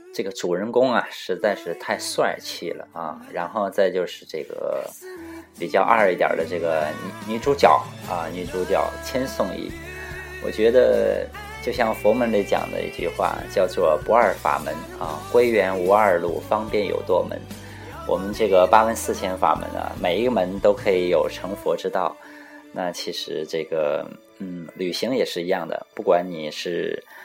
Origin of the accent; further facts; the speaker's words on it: Jilin, China; 很多人都知道我家是东北的，啊，吉林，那吉林长白山，那离这个北朝鲜特别的近